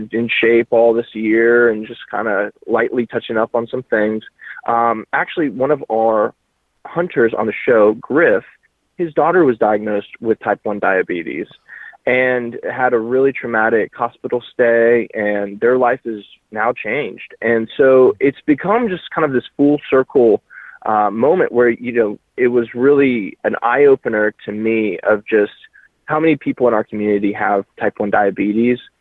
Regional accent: Tallahassee, Florida, United States; moved away; my hometown in Tallahassee

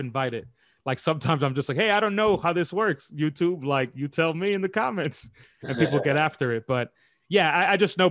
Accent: New York City, New York, United States; moved away as an adult; now in London, United Kingdom; I'm born and raised in New York City. I'm from uptown Washington Heights.

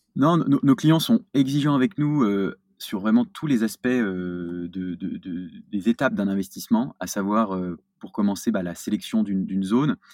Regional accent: Lyon, Auvergne-Rhône-Alpes, France; je suis, lyonnais

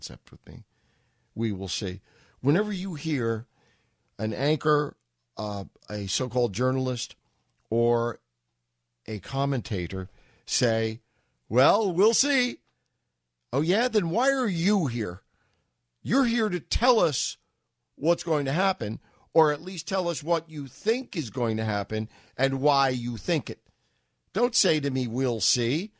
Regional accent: New York, United States; moved away as an adult; now in Boston, United States; I'm a New Yorker

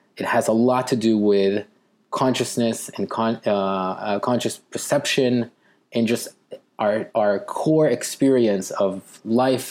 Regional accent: Israel; growing up in Israel

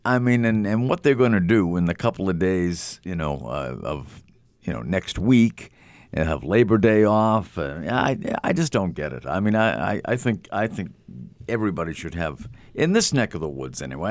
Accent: Massachusetts, United States; I grew up in Massachusetts

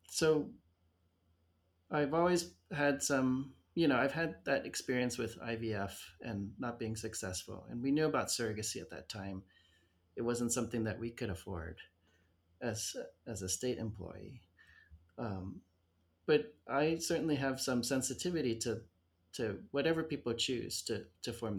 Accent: Arizona, United States; moved away; I grew up in Arizona

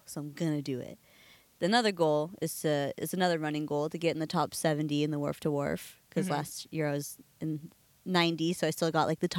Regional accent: Santa Cruz, California, United States; also born or lived in Santa Barbara, California / Oahu, Hawaii; I was born in Santa Cruz, grew up here. Left, came back, and now I'm here again.

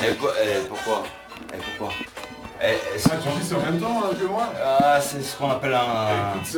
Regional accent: Normandy, France; Moi, je suis normand.

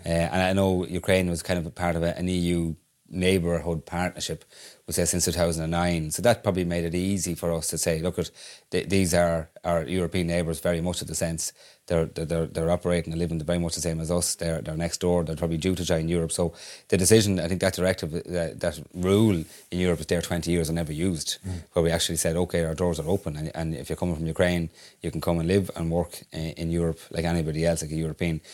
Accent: Ireland

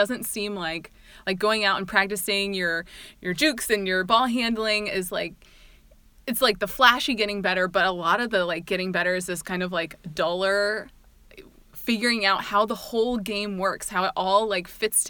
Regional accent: Indiana, United States; And we come from Indiana, the Hoosier State.

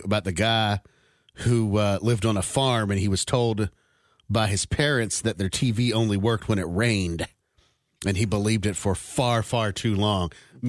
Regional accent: West Coast, United States; I grew up on the West Coast, like Brooke did

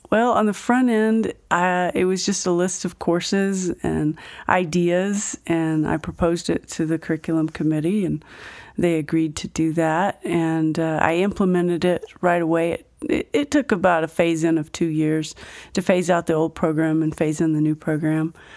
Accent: Fort Worth, Texas, United States; moved away as an adult; also born or lived in Mineral Wells, Texas; now in Grand Junction, United States; I didn't live there very long, but then I grew up in South, um, South, uh, Fort Worth

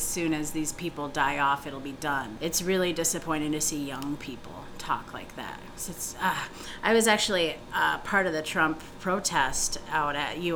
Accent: Green Bay, Wisconsin, United States; now in Chicago, United States; my hometown in Green Bay, Wisconsin

